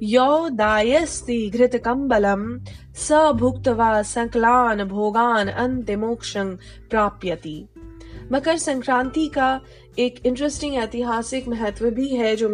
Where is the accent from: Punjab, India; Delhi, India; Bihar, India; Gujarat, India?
Bihar, India; चूंकि मैं बिहार से हूं तो बिहार की एक चीज़ खाऊंगी कि दही चूड़ा खाएं